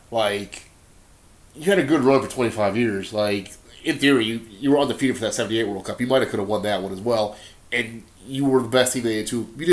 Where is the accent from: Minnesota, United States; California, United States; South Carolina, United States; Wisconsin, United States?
Wisconsin, United States; But we're here from Wisconsin. You like the Green Bay Packers as much as I like the Green Bay Packers.